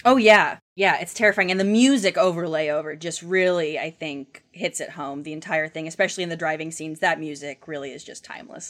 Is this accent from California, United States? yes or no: no; Ramona, Oklahoma, United States; moved away; So I'm from Ramona, Oklahoma originally, which is about, um, ten minute drive away from where those murders happened.